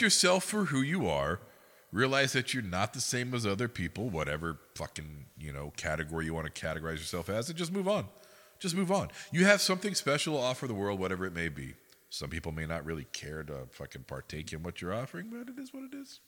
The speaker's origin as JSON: {"language": "English", "region": "Oklahoma", "country": "United States", "tie": "born or raised there", "said": "when I'm growing up in Oklahoma"}